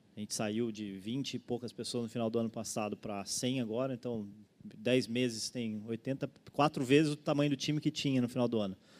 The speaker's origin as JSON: {"language": "Portuguese", "region": "São Paulo", "country": "Brazil", "also_born_or_lived": "Florianópolis", "moved": "as an adult", "said": "sou originalmente de São Paulo, vim para Floripa para estudar"}